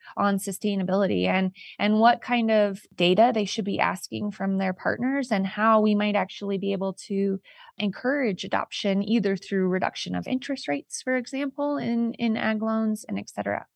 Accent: California, United States; I'm a woman from California

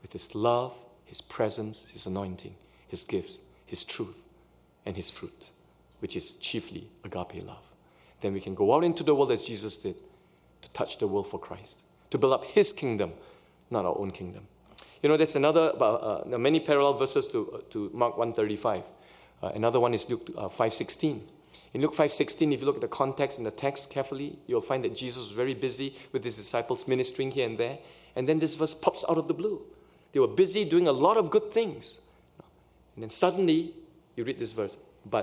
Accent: Singapore; also born or lived in Canada; now in Pasadena, United States; in Singapore where I grew up, we follow British English

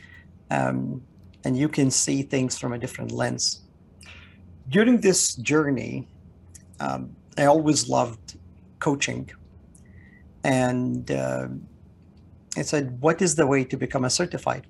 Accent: Canada; moved away as an adult; now in United States; I'm Canadian

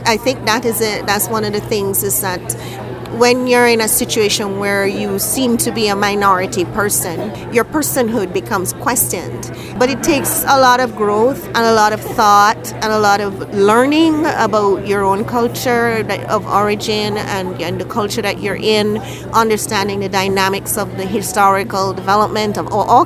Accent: Jamaica; moved away as an adult; now in Edmonton, Canada; the same values I was raised with in Jamaica

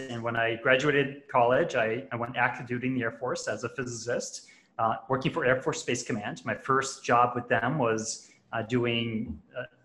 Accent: Long Island, New York, United States; moved away as an adult; now in Puerto Rico; I grew up in Long Island, New York, and I've bounced around a bunch in my life, but I'm actually calling in from Puerto Rico right now

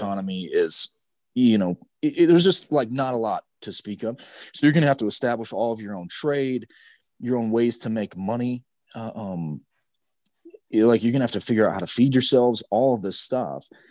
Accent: Utah, United States; growing up in Utah

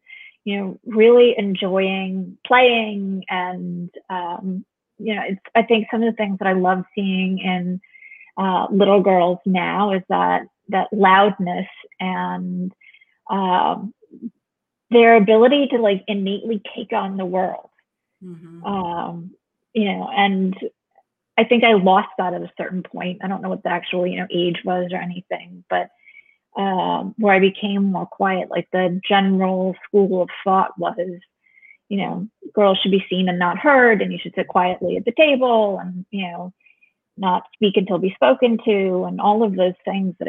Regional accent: Westborough, Massachusetts, United States; also born or lived in Grafton, Massachusetts; I grew up in a number of different places, but I was born in Grafton, Massachusetts

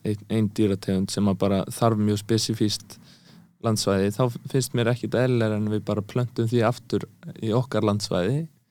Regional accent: Eastern Region, Iceland; ég er að austan

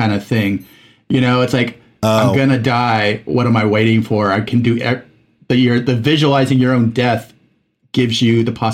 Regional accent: Mexico; moved away as an adult; I was in Mexico from age 8 to 19

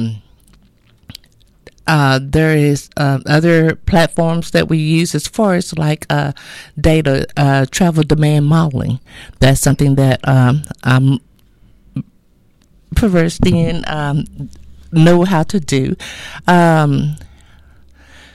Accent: Avinger, Texas, United States; now in Texarkana, United States; I am actually from a small town called Avenger, Texas. I grew up and was raised there

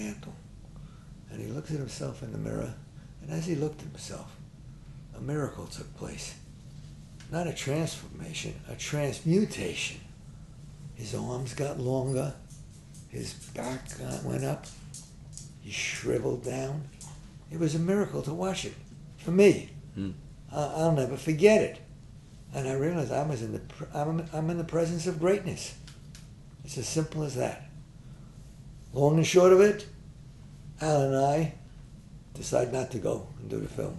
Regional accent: New York, United States; We're artists. And we're both from New York. We're both from the Bronx.

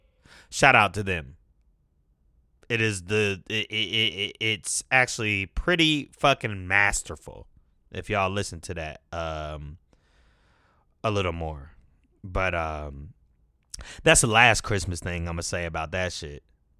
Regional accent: Detroit, Michigan, United States; born there; also born or lived in California; now in Atlanta, United States; I was born in Detroit. Moved to California, then moved to Atlanta. Spent significant time in all of them, years at least. Been in Atlanta most of my life.

